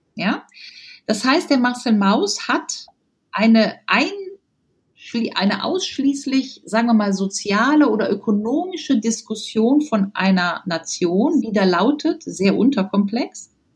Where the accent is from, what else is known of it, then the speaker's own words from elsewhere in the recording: Rhineland, Germany; ich komme aus dem Rheinland